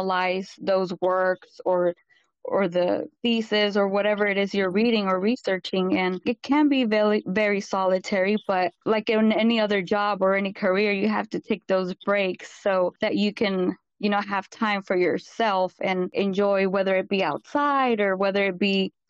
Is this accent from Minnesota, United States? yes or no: no; Central Valley of California, United States; I was born and raised in Central Valley of California.